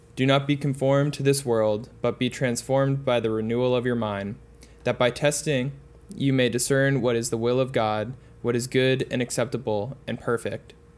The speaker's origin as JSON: {"language": "English", "town": "Boston", "region": "Massachusetts", "country": "United States", "tie": "born or raised there", "said": "I grew up in the Boston area"}